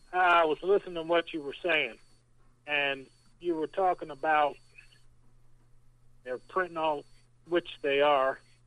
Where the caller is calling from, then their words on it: Indiana, United States; from Indiana.